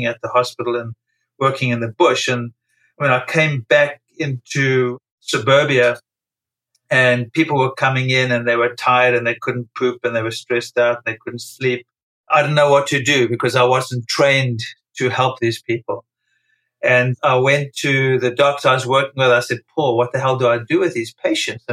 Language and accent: English; South Africa; moved away as an adult; now in New York City, United States; I was born and raised in South Africa during apartheid